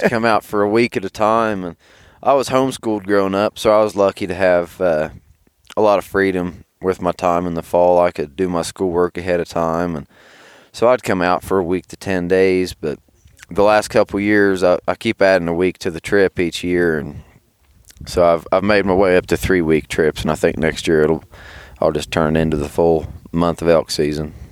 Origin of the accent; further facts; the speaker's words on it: Southern Ohio, United States; I'm from Southern Ohio